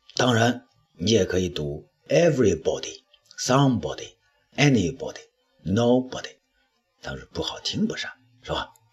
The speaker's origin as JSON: {"language": "Chinese", "country": "China", "said": "我们中国人"}